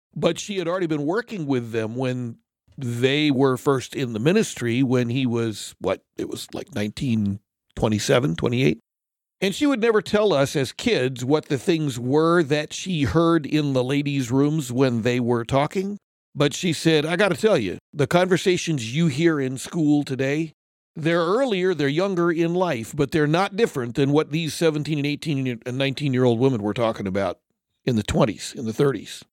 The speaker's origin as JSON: {"language": "English", "region": "California", "country": "United States", "tie": "born or raised there", "also_born_or_lived": "Japan", "said": "I grew up in California, before California went crazy"}